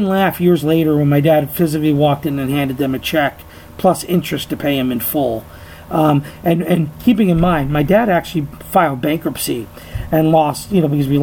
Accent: New Mexico, United States; also born or lived in New Jersey; at 6 years old, I moved from New Jersey to New Mexico.

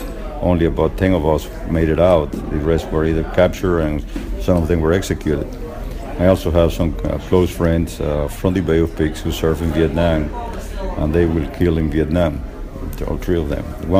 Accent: Cuba; also born or lived in Miami; now in United States; I come from Cuba originally. I was also in the Bay of Pigs.

